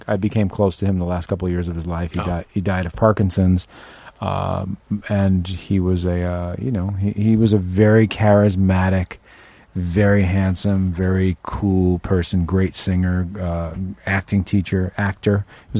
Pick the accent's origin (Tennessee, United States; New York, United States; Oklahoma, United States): New York, United States; Manhattan; Manhattan, money-making.